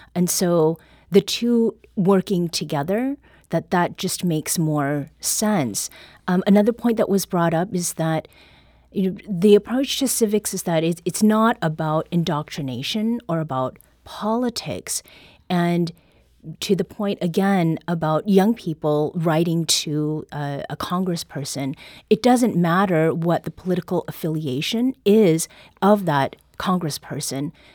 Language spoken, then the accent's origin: English; Canada; now in United States